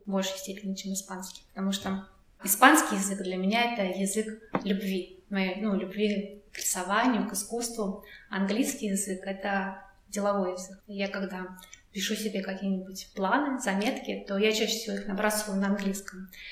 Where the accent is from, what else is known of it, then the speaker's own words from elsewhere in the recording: Russia; first language Russian; Я говорю, из России